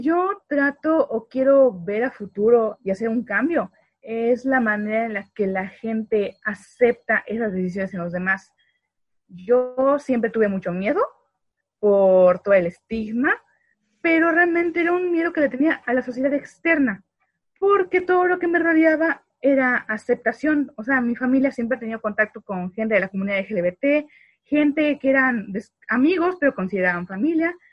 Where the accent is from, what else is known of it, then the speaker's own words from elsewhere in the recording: Valladolid, Yucatán, Mexico; also born or lived in Mérida; yo soy originaria de Valladolid. Nada más me fue a parir a Mérida